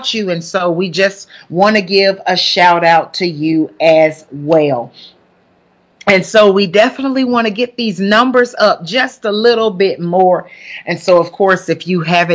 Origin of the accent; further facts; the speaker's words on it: Huntsville, Alabama, United States; accent: country; moved away as an adult; also born or lived in Columbus, Ohio; now in Bermuda; I'm born and raised from Huntsville, Alabama. And so that's why you hear the country accent that's coming